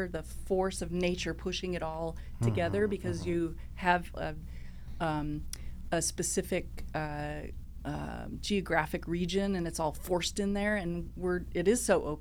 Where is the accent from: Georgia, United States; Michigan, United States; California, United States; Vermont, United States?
California, United States; Los Angeles; I'm born and raised in Los Angeles